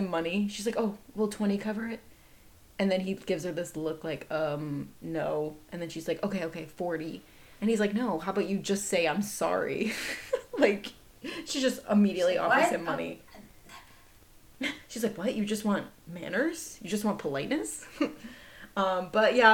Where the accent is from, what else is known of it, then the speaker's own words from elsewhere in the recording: Midwest, United States; I'm from the Midwest